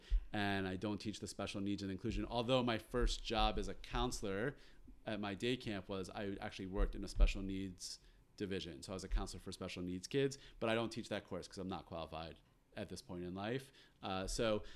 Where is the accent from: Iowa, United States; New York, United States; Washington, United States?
New York, United States; Westchester; also born or lived in Long Island, New York; I went to day camp in Westchester, New York, where I grew up